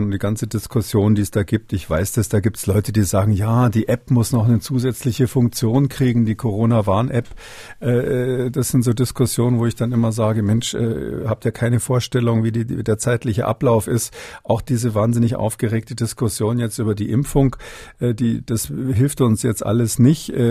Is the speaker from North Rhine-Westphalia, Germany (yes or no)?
no; Halle, Saxony-Anhalt, Germany; also born or lived in Bavaria; ich habe übrigens zwei Heimaten, also Halle und Bayern, beides, beides meine Heimat.